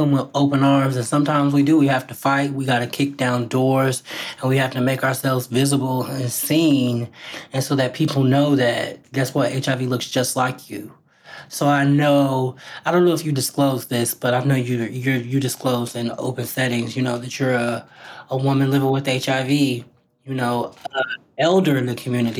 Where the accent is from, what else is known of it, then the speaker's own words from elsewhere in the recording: Indiana, United States; my home state of Indiana